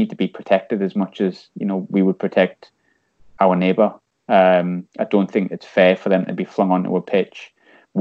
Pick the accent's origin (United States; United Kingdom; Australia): United Kingdom; North East, North East England; I am from the North East